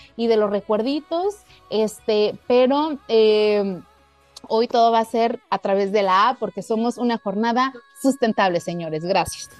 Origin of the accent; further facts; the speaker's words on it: Mexico; lo pienso en español latino, lo pienso como mexicana